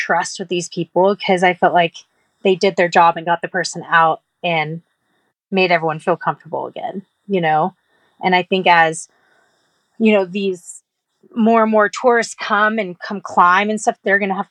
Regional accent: Texas, United States; I come from I'm from Texas

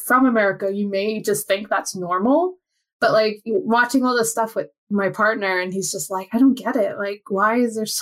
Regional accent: United States; moved away; the American on this podcast

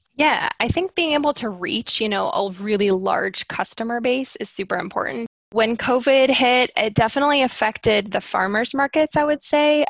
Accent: Skagit Valley, Washington, United States; I grew up living in the Skagit Valley, which, if you aren't familiar with the area, is just made up of thousands of acres of farm fields.

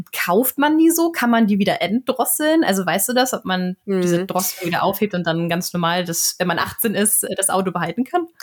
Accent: Northern Germany, Germany; moved away as an adult; now in Sweden; bei uns in Norddeutschland auf dem Land

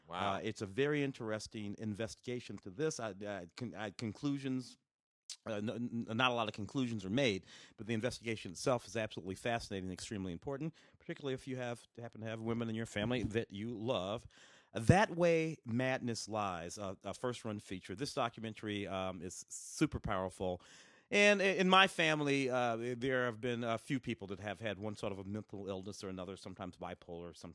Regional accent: Tennessee, United States; born there; I was born in Tennessee.

